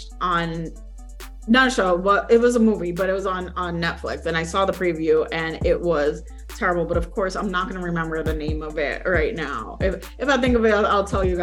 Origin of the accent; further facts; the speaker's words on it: New York, United States; now in Florida, United States; growing up in New York and now living in Florida